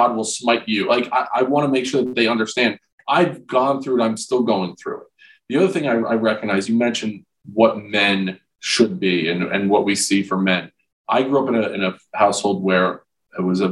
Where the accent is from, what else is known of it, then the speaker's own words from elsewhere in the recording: Old Bridge, New Jersey, United States; I grew up in Old Bridge, New Jersey, south of Rutgers